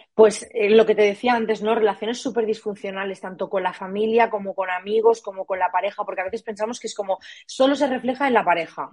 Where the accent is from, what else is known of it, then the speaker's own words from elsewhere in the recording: Barcelona, Catalonia, Spain; moved away as an adult; also born or lived in Murcia; yo soy de Barcelona, me fui a vivir a Murcia